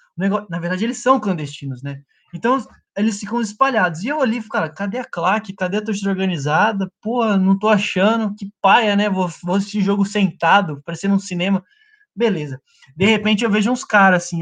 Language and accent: Portuguese; Brazil; accent: Brazilian; meu sotaque brasileiro ficava forte